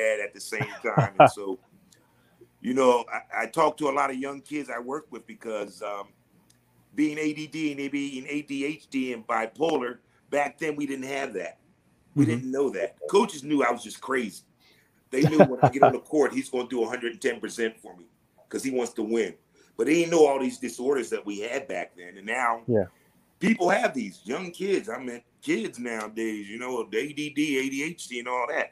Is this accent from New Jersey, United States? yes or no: yes; Camden, New Jersey, United States; moved away as an adult; also born or lived in Philippines; Born and raised in Camden, New Jersey.